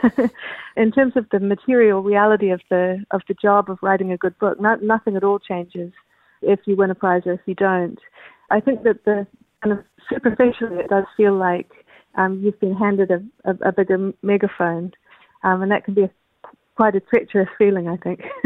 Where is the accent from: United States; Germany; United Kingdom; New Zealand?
New Zealand; also born or lived in Canada; I'm a New Zealander.